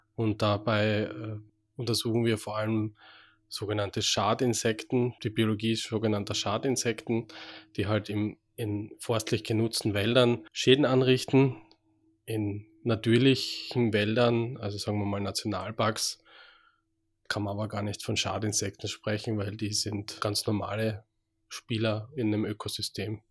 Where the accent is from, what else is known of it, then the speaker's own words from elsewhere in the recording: Austria; accent: Austrian; moved away as an adult; also born or lived in Graz / Switzerland / Würzburg; now in Freiburg, Germany; wie Sie vielleicht schon mal hören an meinem Dialekt, ich komme aus Österreich ursprünglich, bin in Österreich geboren